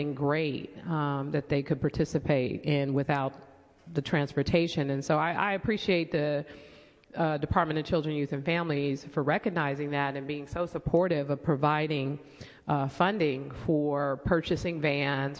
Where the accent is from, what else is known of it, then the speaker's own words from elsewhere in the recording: San Francisco, California, United States; I was growing up in San Francisco, like Supervisor Tang and Farrell, we walked to school together with other kids